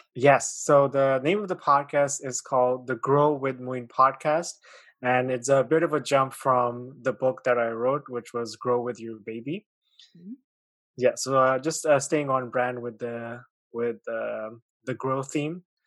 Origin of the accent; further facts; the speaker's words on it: Pakistan; moved away as an adult; also born or lived in China; now in Canada; I was born in uh, China, mm-hmm. and I grew up in Pakistan. And then when I was 18, I moved uh, to Canada